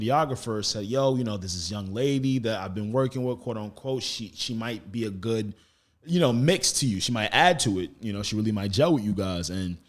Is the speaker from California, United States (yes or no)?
no; Roosevelt, New York, United States; I'm from Roosevelt. Yeah. So it's like a 2.5-3 mile radius.